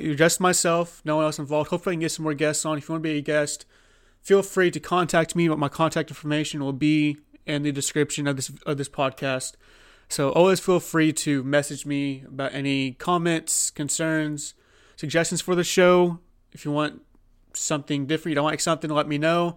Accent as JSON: {"language": "English", "region": "Oklahoma", "country": "United States", "said": "I'm from Oklahoma"}